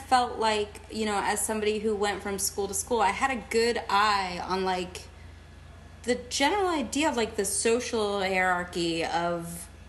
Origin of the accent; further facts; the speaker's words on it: Texas, United States; born there; also born or lived in Germany; I wasn't, actually. I was born in Texas. Yay. Yeah. And we bounced around a bit, and we were in Germany for a while. I went to kindergarten there.